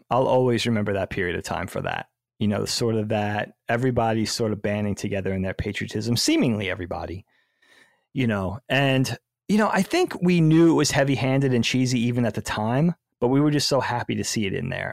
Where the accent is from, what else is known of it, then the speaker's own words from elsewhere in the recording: United States; we are American